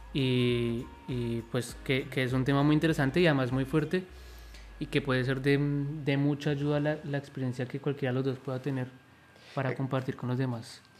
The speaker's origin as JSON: {"language": "Spanish", "country": "Colombia", "said": "soy de Colombia"}